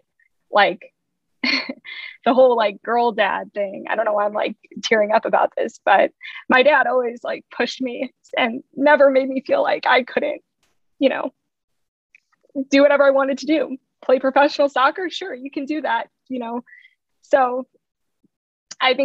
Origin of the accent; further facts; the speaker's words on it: St. Louis, Missouri, United States; now in Kansas City, United States; I'm from St. Louis. So I'm still, you know, from the Midwest, from Missouri